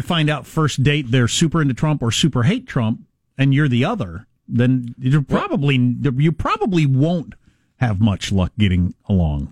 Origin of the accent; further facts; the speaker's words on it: Kansas, United States; moved away; I took her to Kansas to see all where I'm from, my hometown, where I went to high school